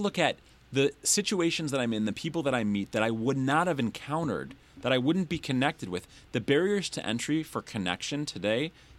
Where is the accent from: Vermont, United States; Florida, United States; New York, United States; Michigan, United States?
Michigan, United States; Detroit; I'm born and raised in Detroit.